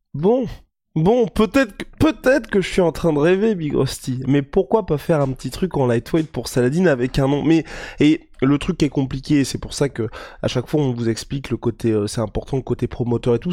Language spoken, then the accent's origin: French; France; en tant que Français